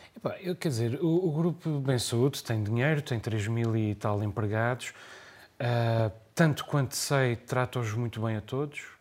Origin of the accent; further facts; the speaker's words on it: Terceira, Azores, Portugal; eu sou terceirense, nunca vivi em São Miguel